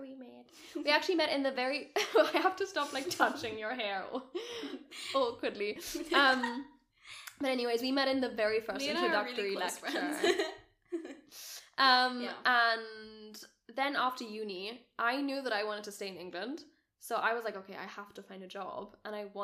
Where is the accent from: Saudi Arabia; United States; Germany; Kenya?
Germany; moved away; I grew up in Germany.